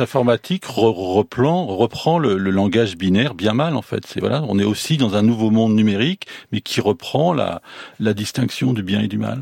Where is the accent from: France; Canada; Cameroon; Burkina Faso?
France; the Nord, Hauts-de-France; je suis du Nord